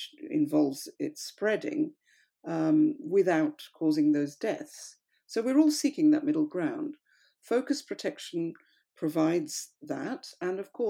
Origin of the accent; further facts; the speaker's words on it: India; now in United Kingdom; I come from India